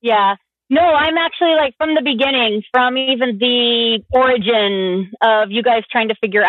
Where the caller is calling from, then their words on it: Tacoma, Washington, United States; I live in Tacoma, Washington.